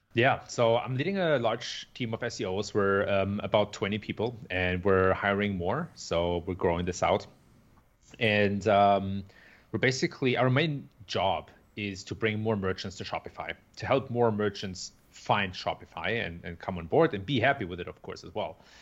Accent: Germany; moved away as an adult; also born or lived in San Francisco Bay Area, United States; now in Chicago, United States; I was originally born and raised in Germany.

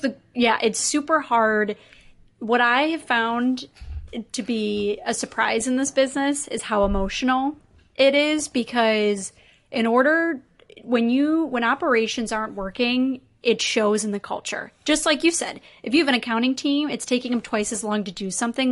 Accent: Chicago, Illinois, United States; now in Minneapolis, United States; I'm based in Minneapolis, but I'm from Chicago.

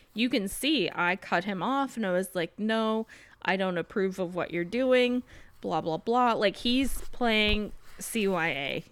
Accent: South Carolina, United States; I'm from South Carolina.

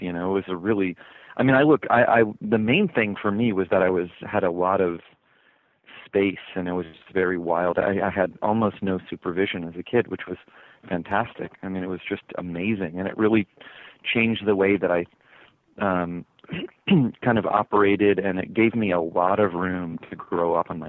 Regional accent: the South, United States; accent: southern; I got braces. I learned to ditch my southern accent in about 5 minutes.

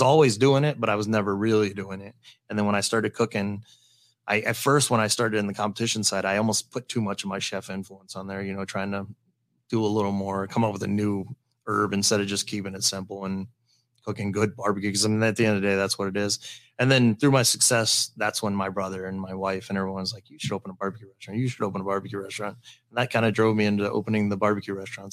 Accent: Valley, United States; Valley, which is my hometown

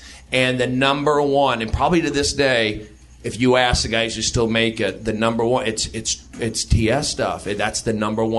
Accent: California, United States; And I grew up here in the Valley, a Jewish kid. I should have been sheltered by Hebrew school.

